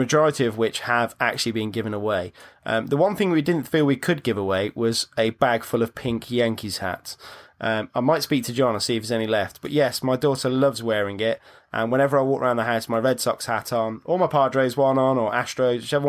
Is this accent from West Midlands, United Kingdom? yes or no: yes; Tamworth, West Midlands, United Kingdom; I come from Tamworth, just outside Birmingham